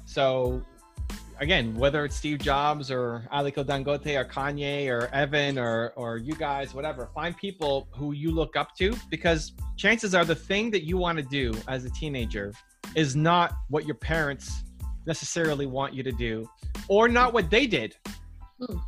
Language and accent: English; Canada; I'm from Canada